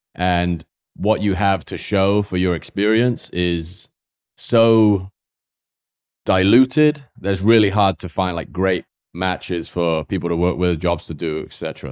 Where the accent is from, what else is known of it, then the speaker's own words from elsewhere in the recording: Swindon, South West England, United Kingdom; moved away as an adult; also born or lived in New York; now in United States; I grew up in, like, s, a small town outside of, I guess it would be called a village, outside of Swindon with ten thousand people